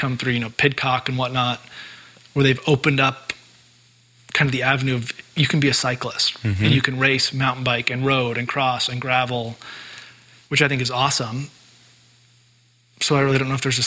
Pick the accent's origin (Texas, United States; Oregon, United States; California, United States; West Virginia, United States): Oregon, United States; Bend; growing up in Bend